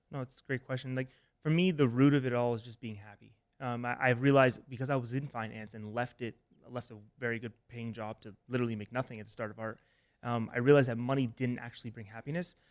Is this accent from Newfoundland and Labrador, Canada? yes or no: no; Toronto, Ontario, Canada; moved away as an adult; also born or lived in Alabama; I'm from Toronto, Canada.